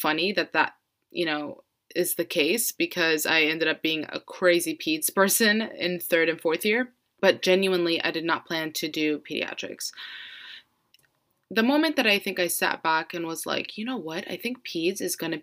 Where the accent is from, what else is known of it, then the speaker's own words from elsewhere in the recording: Florida, United States; I'm born and raised in Florida